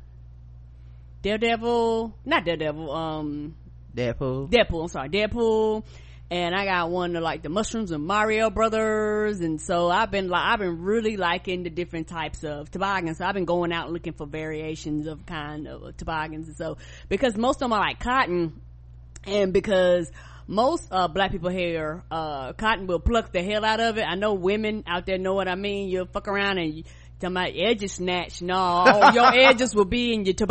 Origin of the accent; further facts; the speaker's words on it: the South, United States; I'm from the South